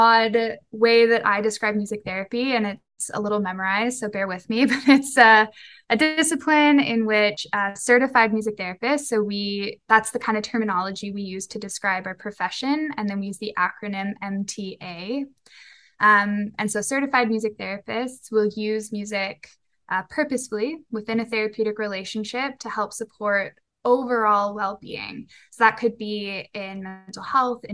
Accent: Victoria, British Columbia, Canada; moved away as an adult; now in Kelowna, Canada; I am also living here in Kelowna, but I'm originally from Victoria

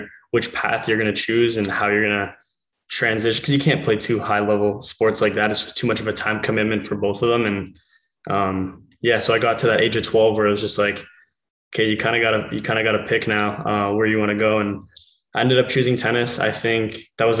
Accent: King City, Ontario, Canada; also born or lived in Penn State; I was born in live in King City, Ontario

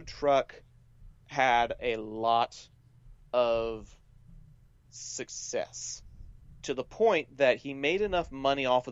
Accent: North Texas, United States; accent: southern; this place in my hometown called Hurtado Barbecue

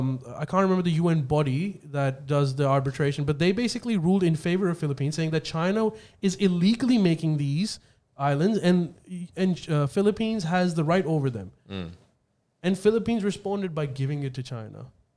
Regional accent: Australia; I think we should look at it from what is the policy that is going to benefit us as an Australian.

